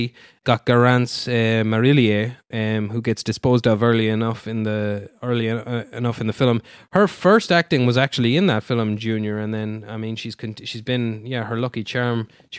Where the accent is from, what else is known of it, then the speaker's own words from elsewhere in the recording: Ireland; I guess because I'm Irish.